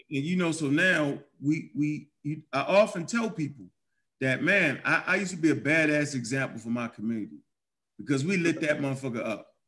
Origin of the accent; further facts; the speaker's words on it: Baltimore, Maryland, United States; I grew up in Baltimore, Maryland